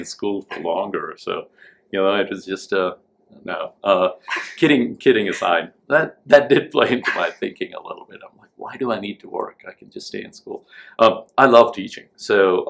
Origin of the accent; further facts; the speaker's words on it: India; moved away as an adult; also born or lived in Delhi, India / Tennessee, United States; now in United States; I grew up in India